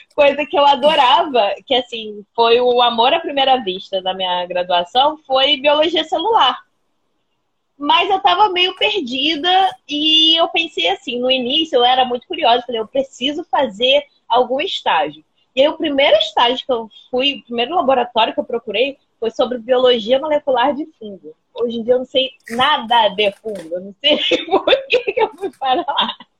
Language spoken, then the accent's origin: Portuguese; Paracambi, Rio de Janeiro, Brazil; eu sou de Paracambi. E Paracambi, e eu sou velha, né? Eu vou fazer 32 anos. Quem é de Paracambi entende o impacto que é ter vivido a adolescência em Paracambi